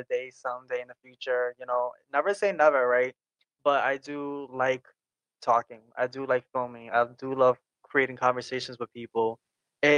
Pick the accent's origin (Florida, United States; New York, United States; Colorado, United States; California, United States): New York, United States; accent: New York; I'm from New York